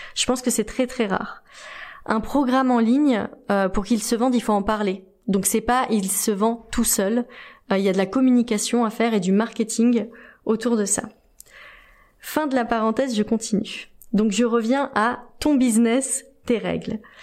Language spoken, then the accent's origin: French; France; je suis française